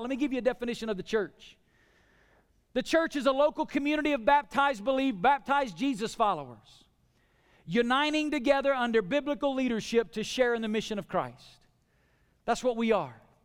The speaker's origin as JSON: {"language": "English", "region": "the South", "country": "United States", "tie": "born or raised there", "said": "I grew up in the South"}